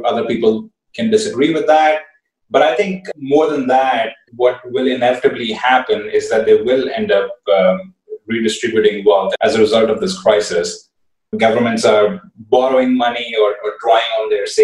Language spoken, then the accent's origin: English; India; I come from India